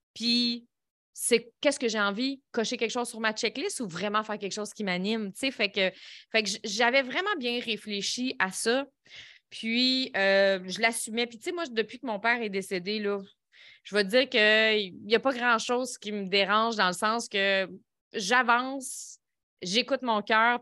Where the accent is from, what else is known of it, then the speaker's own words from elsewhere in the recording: Lévis, Quebec, Canada; Je viens de euh, Saint-Nicolas, Lévis